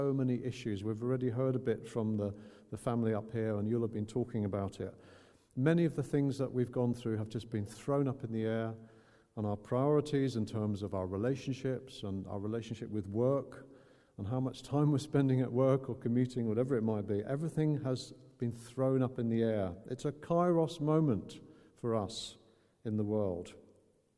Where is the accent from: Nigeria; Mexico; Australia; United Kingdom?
United Kingdom; Northern Ireland; growing up in Northern Ireland with the Troubles